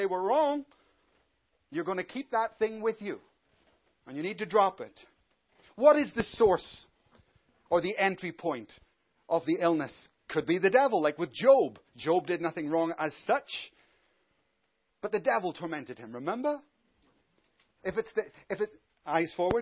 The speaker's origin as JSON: {"language": "English", "town": "Belfast", "region": "Northern Ireland", "country": "United Kingdom", "said": "I come from Belfast"}